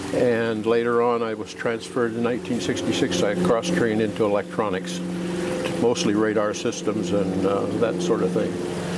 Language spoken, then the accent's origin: English; Canby, Oregon, United States; also born or lived in Forest Grove, Oregon / Bend, Oregon / McMinnville, Oregon; I'm a native Oregonian. Born here in 1940, I was raised in Canby. Spent 20 years in Canby, 20 years in Forest Grove, 10 years in Bend, and the rest of the time here has been in McMinnville.